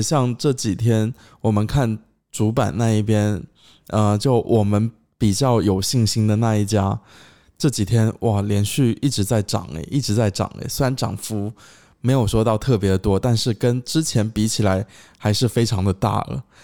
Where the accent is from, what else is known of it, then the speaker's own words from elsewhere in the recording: China; now in Cambodia; 他们说：“诶，你是中国人哦。”我说：“对啊。”